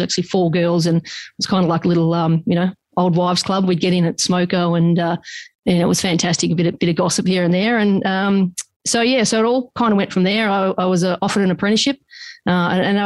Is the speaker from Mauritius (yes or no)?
no; Australia; We grew up on the Murray